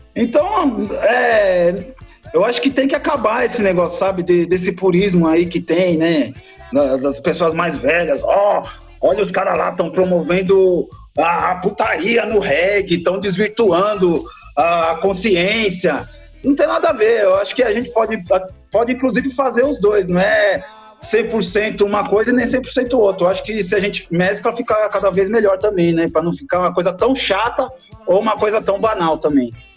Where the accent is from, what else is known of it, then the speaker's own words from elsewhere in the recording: Rio de Janeiro, Brazil; moved away as an adult; now in São Paulo, Brazil; eu nasci aqui em São Paulo, só que eu morei um tempão, desde moleque, né, 20 e tantos anos lá no Rio de Janeiro